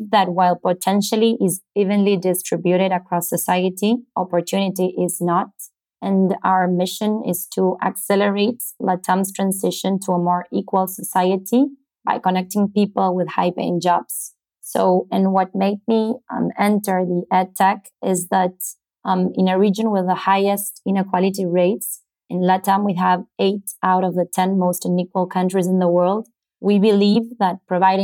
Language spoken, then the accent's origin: English; Buenos Aires, Argentina; I was born in Buenos Aires, Argentina